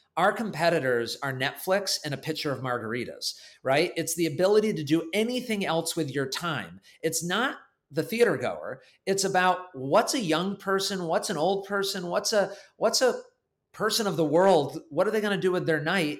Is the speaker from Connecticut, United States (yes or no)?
yes; Connecticut, United States; moved away as an adult; also born or lived in New York City; I was from Connecticut